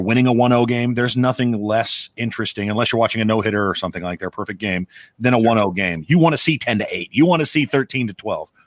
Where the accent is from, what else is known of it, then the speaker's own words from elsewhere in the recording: Omaha, Nebraska, United States; moved away; I'm from Omaha, Nebraska. I don't live there anymore